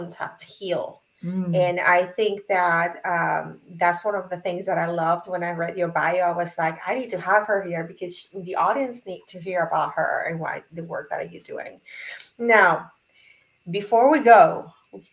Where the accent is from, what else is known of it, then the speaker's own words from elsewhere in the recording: Puerto Rico; I'm from Puerto Rico